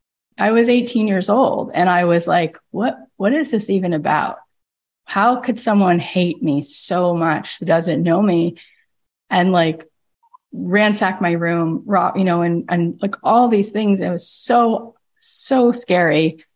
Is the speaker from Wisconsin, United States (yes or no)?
no; Florida, United States; When I was in college, I grew up in Florida. I went to Florida State. And I never really thought about being different or being Jewish. I grew up really secular.